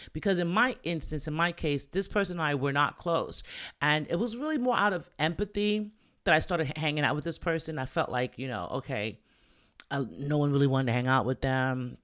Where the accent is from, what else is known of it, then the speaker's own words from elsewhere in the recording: Jamaica; I'm Jamaican